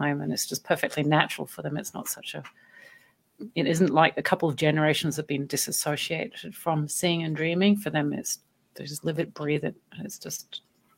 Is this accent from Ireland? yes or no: no; Hong Kong; also born or lived in Germany; now in Australia; I was born in Germany and I grew up in Hong Kong.